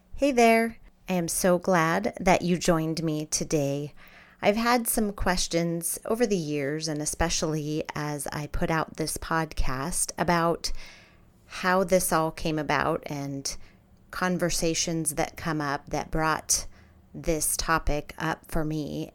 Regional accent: Scottsdale, Arizona, United States; also born or lived in Pittsburgh, Pennsylvania; I was born in Pittsburgh, Pennsylvania, but we moved to Scottsdale, Arizona when I was nine years old. So Arizona is where I grew up

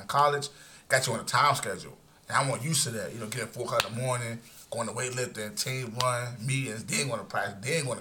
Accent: Norfolk, Virginia, United States; I'm from Norfolk

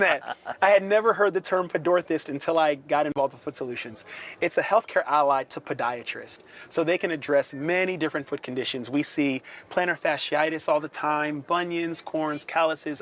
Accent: right outside of Philadelphia, Pennsylvania, United States; moved away as an adult; also born or lived in Atlanta / New Orleans / Buffalo; born and raised in Pennsylvania, right outside of Philadelphia

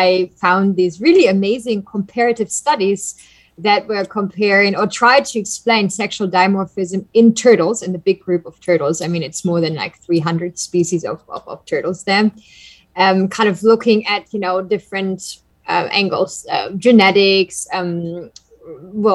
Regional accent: Germany; moved away as an adult; also born or lived in Texas; now in Costa Rica; I am originally from Germany

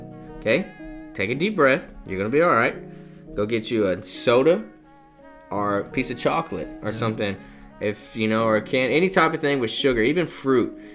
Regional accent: South Texas, United States; I'm from South Texas

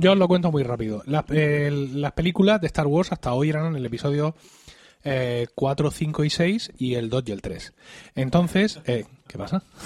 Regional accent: Blanca, Region of Murcia, Spain; en el lugar del pensionista de Blanca, de mi pueblo

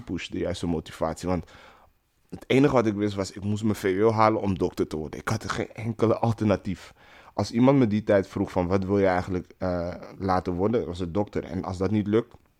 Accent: Netherlands; Ik ben eh, geboren en getogen in Nederland.

